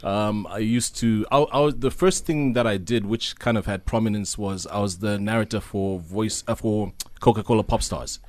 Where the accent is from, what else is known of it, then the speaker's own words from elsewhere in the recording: Zambia; now in South Africa; Zambi, I grew up during the era of, uh, Doctor Kenneth Kaunda when he was the president